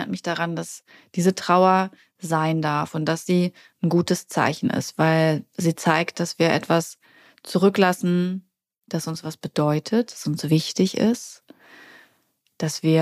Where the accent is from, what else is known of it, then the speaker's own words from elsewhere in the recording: Hamburg, Germany; moved away as an adult; als ich damals aus Hamburg, also als ich damals aus meiner Heimatstadt weggegangen bin